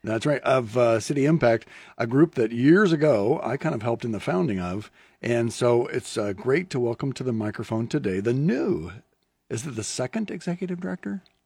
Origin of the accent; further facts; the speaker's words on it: Lincoln, Nebraska, United States; I grew up in Lincoln